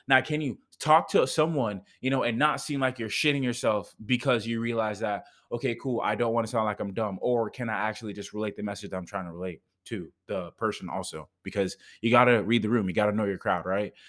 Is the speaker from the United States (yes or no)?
no; Jamaica; I'm from Jamaica